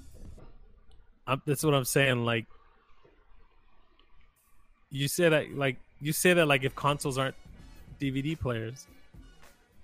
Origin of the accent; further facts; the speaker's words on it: Canada; I'm Canadian